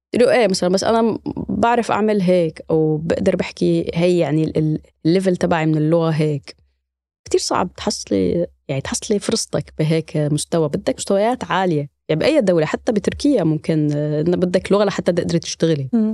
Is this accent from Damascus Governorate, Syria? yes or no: no; Idlib, Idlib Governorate, Syria; moved away as an adult; now in Germany; أنا من مدينة إدلب في سوريا